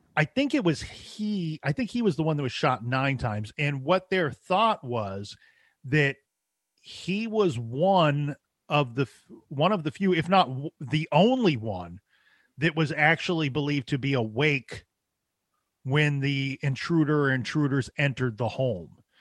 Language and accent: English; Ohio, United States; I'm from Ohio